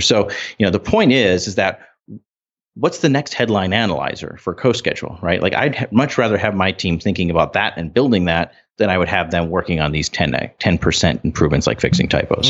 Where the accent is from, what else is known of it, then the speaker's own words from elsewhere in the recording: North Dakota, United States; We're from North Dakota